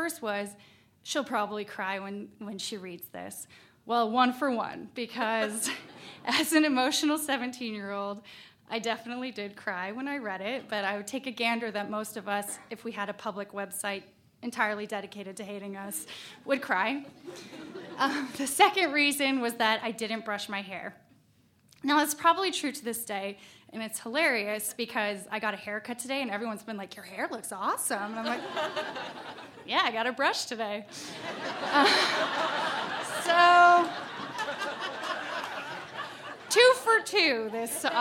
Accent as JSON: {"language": "English", "town": "Valdez", "region": "Alaska", "country": "United States", "tie": "born or raised there", "said": "I found exactly where I fit in back in my home state"}